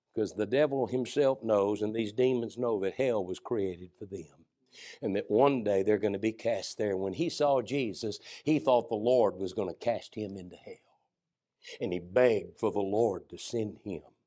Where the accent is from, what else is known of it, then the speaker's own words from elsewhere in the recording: United States; growing up in the America I've grown up